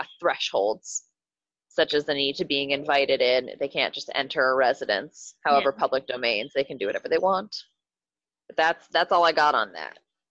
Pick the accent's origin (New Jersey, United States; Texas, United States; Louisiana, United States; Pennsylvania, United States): Pennsylvania, United States; Pittsburgh; we're from Pittsburgh